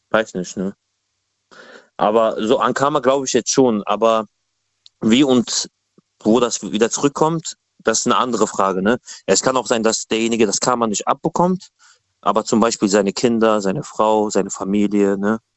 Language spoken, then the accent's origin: German; Cologne, North Rhine-Westphalia, Germany; aus Köln.